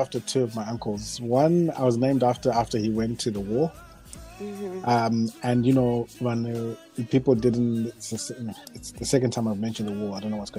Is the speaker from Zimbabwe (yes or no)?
yes; Harare, Zimbabwe; also born or lived in Marondera / Guruve; I was born in Harare